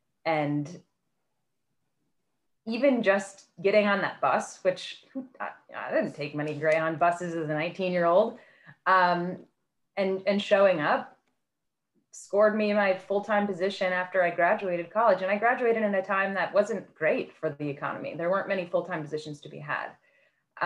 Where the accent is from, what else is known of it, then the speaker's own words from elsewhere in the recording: Midwest, United States; moved away as an adult; also born or lived in Indiana / Illinois / Miami; Growing up in the Midwest